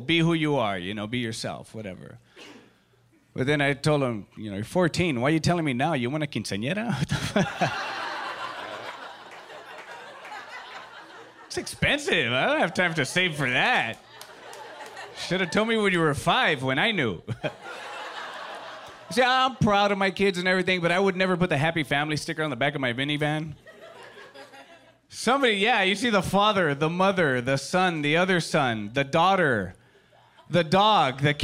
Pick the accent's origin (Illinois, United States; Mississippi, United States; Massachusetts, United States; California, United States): California, United States; Los Angeles; I am from East